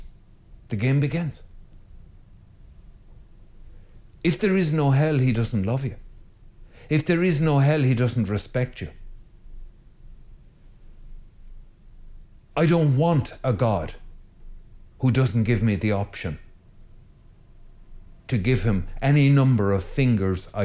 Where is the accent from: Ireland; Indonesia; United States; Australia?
Ireland; I'm Irish